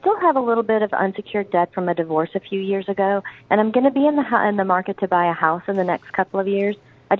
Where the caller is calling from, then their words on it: Austell, Georgia, United States; I'm calling from Austell.